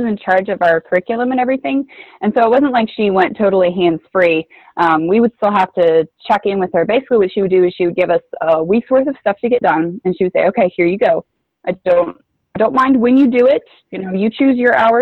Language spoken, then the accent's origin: English; Washington, United States; I spent my entire high school growing up in Washington State.